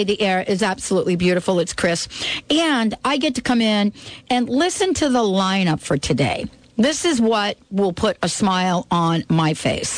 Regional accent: New York, United States; New York, my hometown

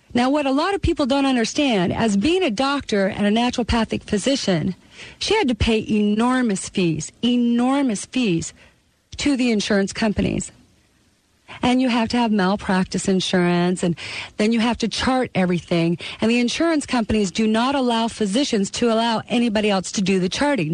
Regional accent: Canada; now in United States; I was born in the country of Canada. But in 1983, I took out my citizenship and became a United States citizen

